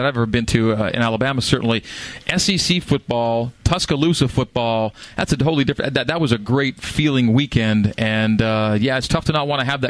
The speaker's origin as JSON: {"language": "English", "country": "Canada", "accent": "Canadian", "said": "I know. I lost my Canadian accent years ago."}